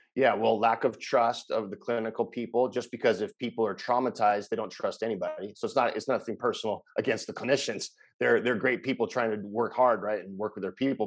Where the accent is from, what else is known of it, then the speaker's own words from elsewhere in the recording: Los Angeles, California, United States; moved away as an adult; now in Costa Rica; I'm from Los Angeles, California, where I ran a bunch of inpatient facilities